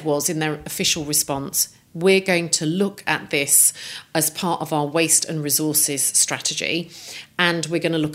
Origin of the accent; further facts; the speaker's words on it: Coventry, West Midlands, United Kingdom; I grew up in Coventry, which is a car-making city